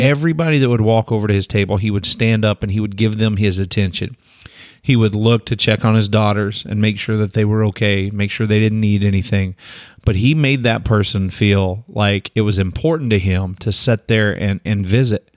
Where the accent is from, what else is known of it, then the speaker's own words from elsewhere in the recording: United States; As an American